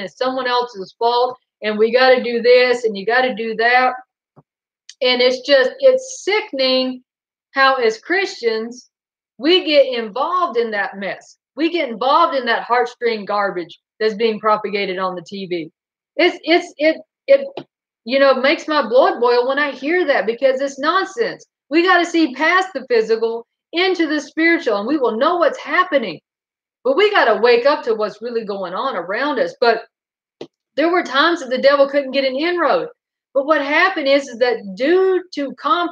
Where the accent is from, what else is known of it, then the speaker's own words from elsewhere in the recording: Goldsboro, North Carolina, United States; also born or lived in Fayetteville, North Carolina; we moved from Goldsboro to Fayetteville, North Carolina.